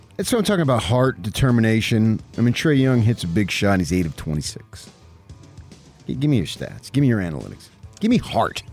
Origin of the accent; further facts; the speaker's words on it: United States; We're American